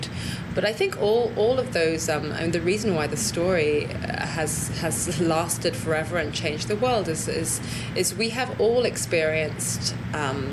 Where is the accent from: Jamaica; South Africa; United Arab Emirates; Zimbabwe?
Zimbabwe; I grew up in Zimbabwe